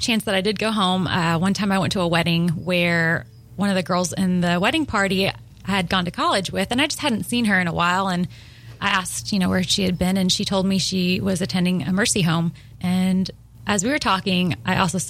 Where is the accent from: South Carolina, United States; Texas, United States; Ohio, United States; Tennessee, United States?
Tennessee, United States; Nashville; I'm from Nashville